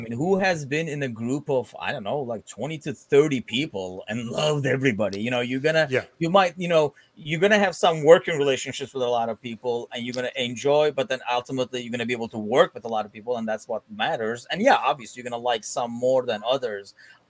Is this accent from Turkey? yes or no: yes; Istanbul, Turkey; went and played for Fenerbahce in Turkey, you know, like my hometown club.